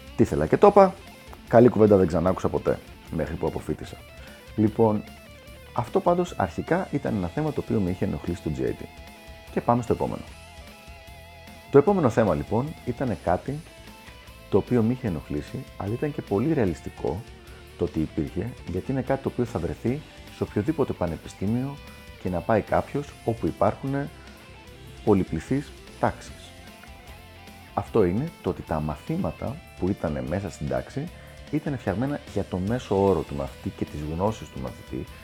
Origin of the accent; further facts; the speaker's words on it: Greece; moved away as an adult; also born or lived in United States; έφυγα από την Ελλάδα για να πάω στην Αμερική